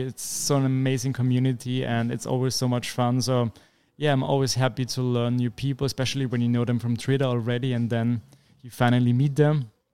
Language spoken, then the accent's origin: English; Vienna, Austria; I'm a developer from Vienna, beautiful city in Austria